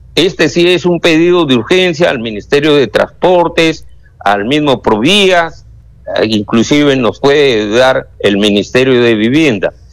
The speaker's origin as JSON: {"language": "Spanish", "town": "Canchaque", "region": "Piura", "country": "Peru", "said": "yo soy del distrito de Canchaca y la provincia de Huancabamba"}